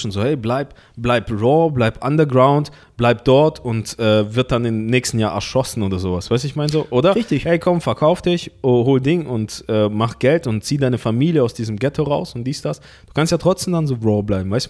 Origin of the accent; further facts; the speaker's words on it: Russia; das sah ja übel aus, als wo ich herkomme aus Russland.